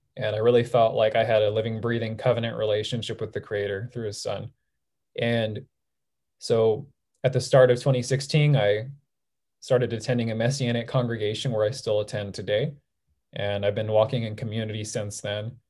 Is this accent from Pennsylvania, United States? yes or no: no; Southern California, United States; I grew up in Southern California my whole life.